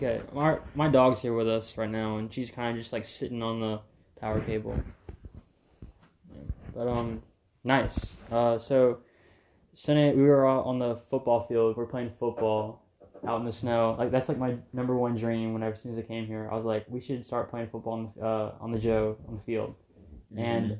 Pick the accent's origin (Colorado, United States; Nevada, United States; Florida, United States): Florida, United States; I love snow. Like growing up in Florida, but never get it.